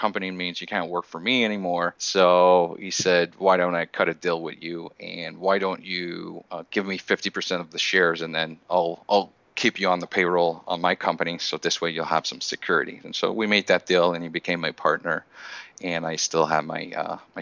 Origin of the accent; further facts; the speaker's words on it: Montreal, Quebec, Canada; born and raised in Montreal, Canada.